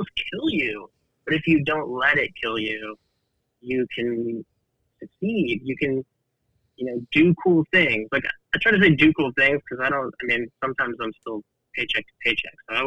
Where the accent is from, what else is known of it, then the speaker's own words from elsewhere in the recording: Kingsville, Texas, United States; also born or lived in Bishop, Texas; I grew up super poor in Kingsville, Texas.